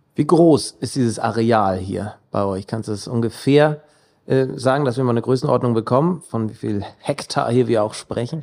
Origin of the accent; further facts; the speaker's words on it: Mildstedt, Schleswig-Holstein, Germany; Ich bin gebürtiger Milchstädter